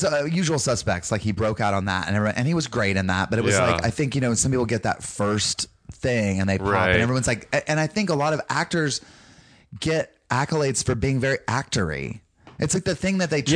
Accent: North Carolina, United States; accent: Southern; I'm from North Carolina

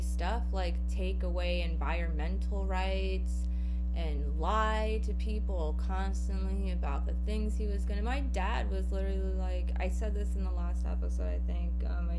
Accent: Wales, United Kingdom; I've done that here in the UK. I'm from Wales and I chose my own.

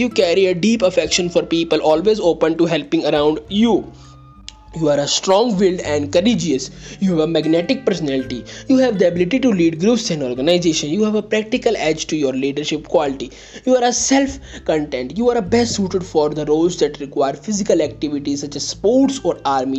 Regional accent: India; I am from India

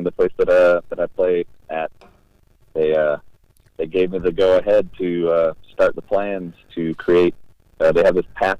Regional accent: Gloversville, New York, United States; born or raised there; moved away

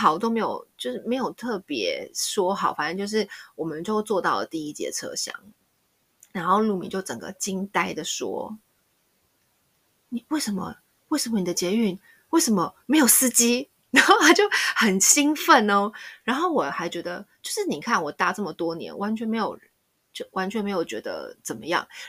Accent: Taiwan; now in Spain; 身为台湾人

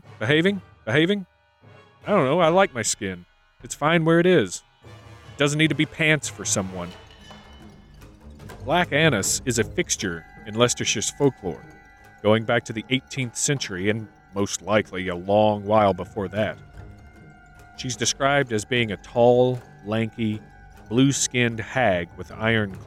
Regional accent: United States; Growing up in America

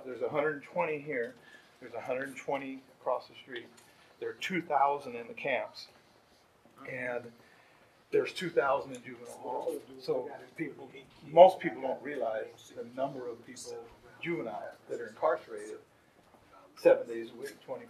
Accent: Los Angeles, California, United States; I grew up myself in the East LA area

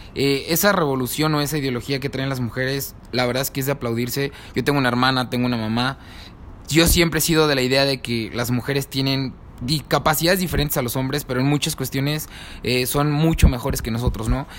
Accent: Mexico; como jóvenes, como mexicanos

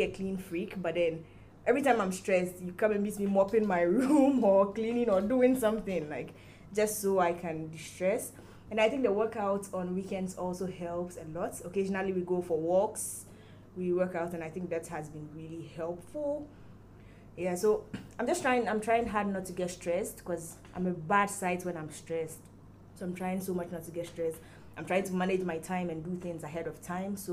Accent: Ghana; moved away as an adult; now in Lagos, Nigeria; I'm from Ghana. I'm a Ghanaian girl

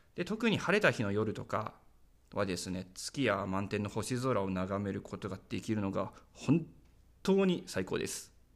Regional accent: Ageo, Saitama, Japan; moved away as an adult; now in Minamiminowa, Japan; 生まれも育ちも埼玉県なのに地方移住したの

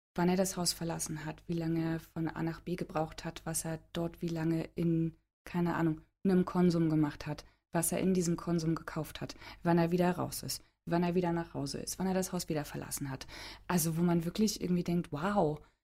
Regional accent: Halle, Saxony-Anhalt, Germany; moved away as an adult; also born or lived in London; Ich bin in Halle-Saale geboren

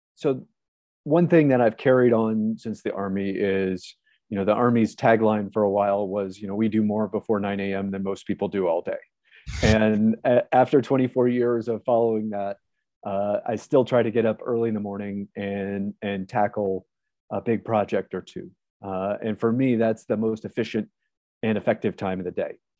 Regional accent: Ohio, United States; moved away as an adult; I grew up in Ohio

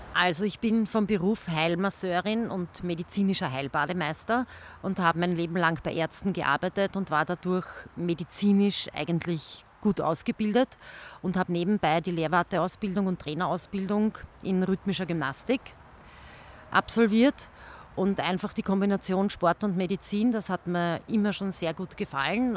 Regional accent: Langenzersdorf, Lower Austria, Austria; ich bin eine gebürtige Langenzersdorferin

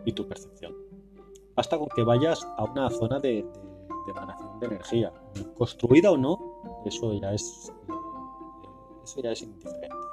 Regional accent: Barcelona, Catalonia, Spain; mi ciudad natal

